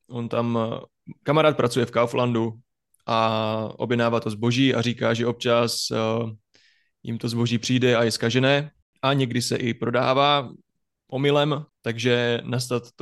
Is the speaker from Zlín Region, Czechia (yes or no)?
no; Haná, Olomouc Region, Czechia; accent: Hanák dialect; Ano, máme tam nářečí, hanáčtinu takzvanou.